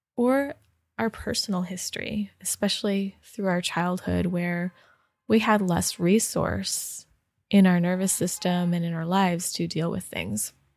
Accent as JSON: {"language": "English", "town": "Rochester Hills", "region": "Michigan", "country": "United States", "tie": "born or raised there", "moved": "yes", "said": "in Michigan, in my home state and home, home, um, city, Rochester Hills, Michigan"}